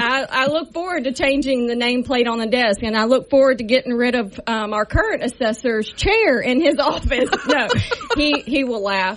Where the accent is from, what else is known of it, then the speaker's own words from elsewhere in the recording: Shreveport, Louisiana, United States; I am a longtime resident of this Caddo Parish. I grew up in Southern Hills area.